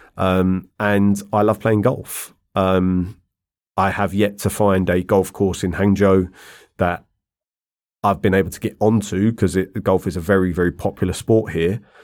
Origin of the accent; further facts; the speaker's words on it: London, United Kingdom; moved away as an adult; also born or lived in Ireland (ancestry); now in China; I grew up in London